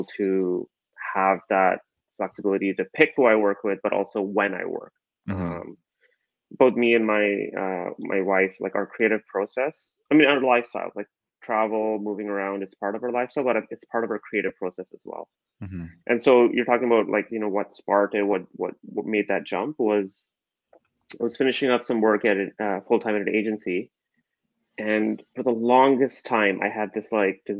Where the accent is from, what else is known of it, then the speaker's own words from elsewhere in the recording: Calgary, Alberta, Canada; I grew up in Calgary